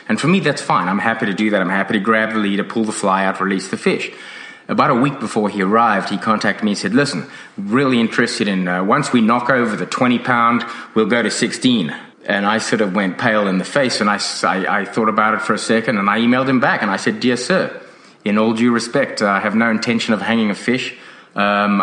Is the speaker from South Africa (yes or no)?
yes; South Africa; now in Australia; When I grew up in South Africa